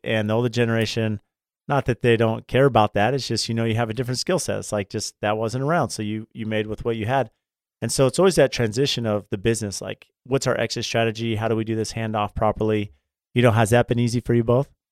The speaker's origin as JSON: {"language": "English", "town": "San Diego", "region": "California", "country": "United States", "tie": "born or raised there", "said": "I grew up in San Diego as a big U S C fan"}